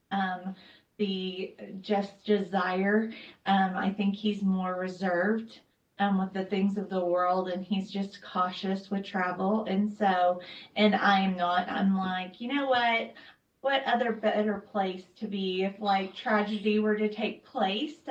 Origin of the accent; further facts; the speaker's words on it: El Paso, Texas, United States; born there; I was born in El Paso, Fort Bliss area